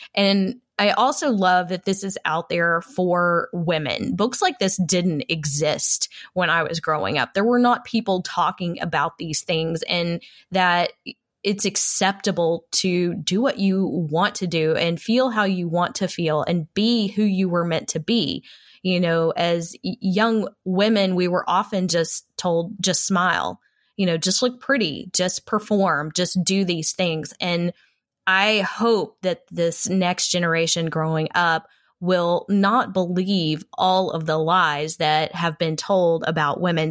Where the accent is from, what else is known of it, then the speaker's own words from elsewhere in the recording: Texas, United States; I am a Texan, a proud Texan